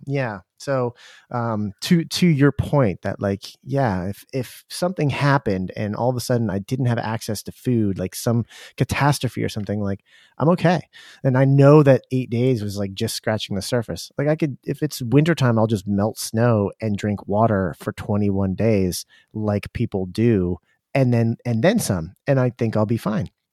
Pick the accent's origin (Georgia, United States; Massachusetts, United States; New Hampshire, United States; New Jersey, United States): New Hampshire, United States; Durham; moved away; we grew up in Durham where U N H's, University of New Hampshire